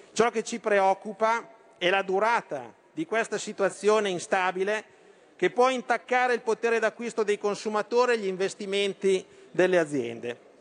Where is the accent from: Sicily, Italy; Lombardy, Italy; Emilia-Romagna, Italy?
Lombardy, Italy; Da Lombardo e da Leghista